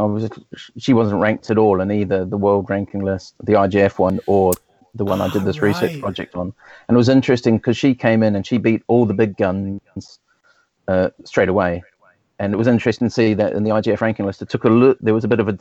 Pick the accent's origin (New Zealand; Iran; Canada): New Zealand; now in Southampton, United Kingdom; I'm from New Zealand originally, and I started when I was at school